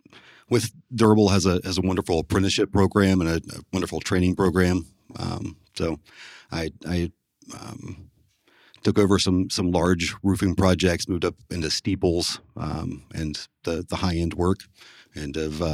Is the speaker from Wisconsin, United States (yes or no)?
no; Huntington, West Virginia, United States; also born or lived in Columbus, Ohio; Well, I grew up just outside of Huntington, West Virginia. I attended school up to the high school in Huntington, and then I moved to Columbus, Ohio to attend Columbus College of Art and Design.